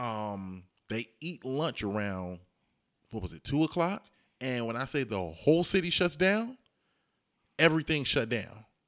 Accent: Dayton, Ohio, United States; I'm from Ohio, Dayton, Ohio.

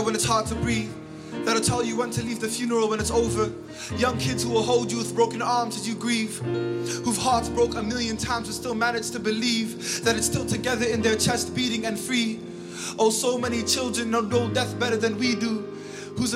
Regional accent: Toronto, Ontario, Canada; I hail from Regent Park

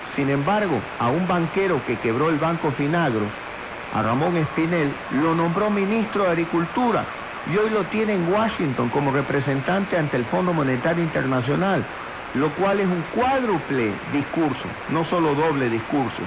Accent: Guayaquil, Guayas, Ecuador; Soy ecuatoriano, mi padre nació en Quito, mi madre en Puerto Viejo, yo en Guayaquil. Y como muchos guayaquileños soy orgulloso de esta bella ciudad

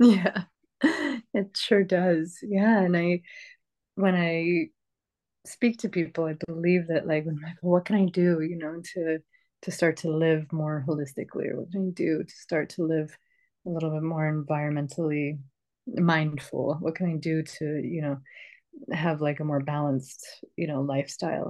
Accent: New York, United States; I grew up in New York State, which is pretty much filled with cornfields and soy fields

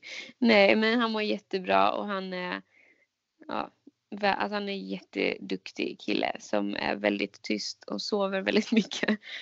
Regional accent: Jönköping, Jönköping County, Sweden; now in Stockholm, Sweden; Jag är ju från Jönköping

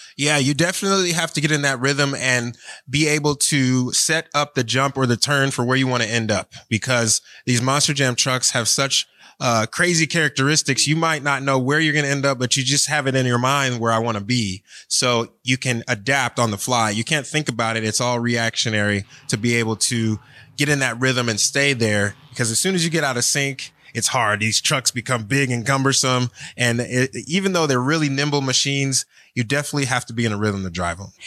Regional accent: Cleveland, Ohio, United States; now in Florida, United States; I've actually lived in Florida longer than I was born and raised in Cleveland

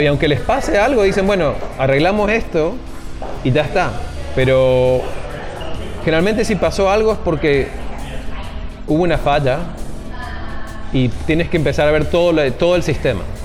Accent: Mendoza, Argentina; moved away as an adult; also born or lived in Maryland, United States; now in Seattle, United States; Originalmente yo soy de Mendoza, Argentina. Em, terminé la primaria y la secundaria allí

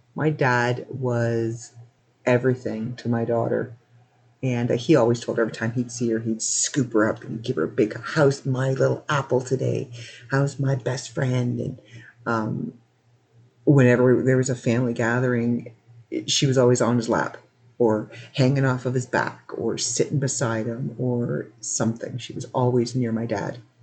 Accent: Canada; I'm Canadian

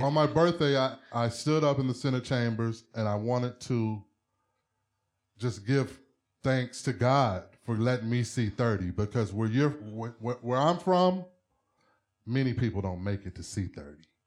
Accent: United States; I'm from America

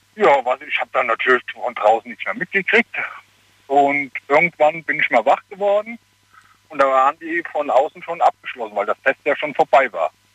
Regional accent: Hagen, North Rhine-Westphalia, Germany; now in Cologne, Germany; ich komme aus Hagen

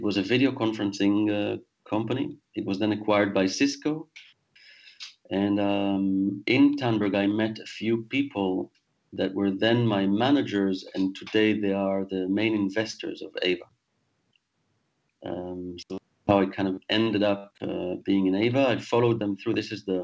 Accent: Israel; moved away as an adult; also born or lived in Singapore / France; now in London, United Kingdom; I was born in Israel, actually, and spent most of my adult life there, but then left when I was 28 years old

